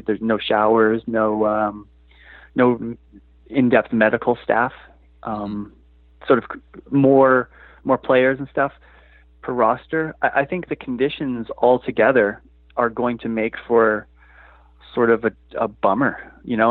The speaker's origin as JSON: {"language": "English", "town": "Vancouver", "region": "British Columbia", "country": "Canada", "tie": "born or raised there", "also_born_or_lived": "Toronto", "said": "I've spent my life living in Vancouver, but I was born in Toronto"}